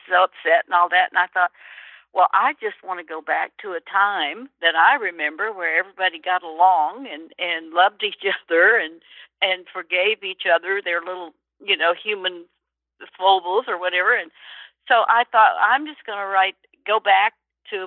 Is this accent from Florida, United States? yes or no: no; Birmingham, Alabama, United States; moved away; also born or lived in New York City; where I grew up in Birmingham, Alabama